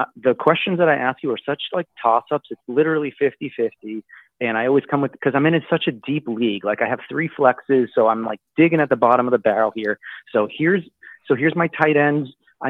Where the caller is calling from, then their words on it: Boston, Massachusetts, United States; from Boston, your number one fan.